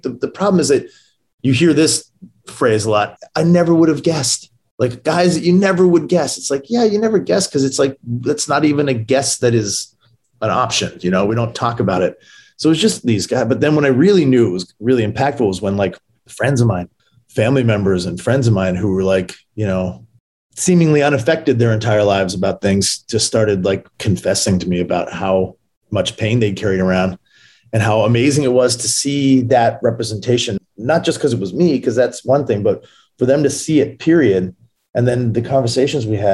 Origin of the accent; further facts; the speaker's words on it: Brampton, Ontario, Canada; moved away as an adult; also born or lived in Maple Ridge, British Columbia; now in Los Angeles, United States; I grew up in Brampton, Ontario. And then I moved from there to Vancouver, like a suburb of Vancouver called Maple Ridge when I was 13.